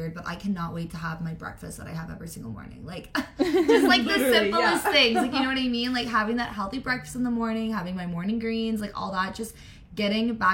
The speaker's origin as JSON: {"language": "English", "town": "Ottawa", "region": "Ontario", "country": "Canada", "said": "I am from Ottawa, Canada"}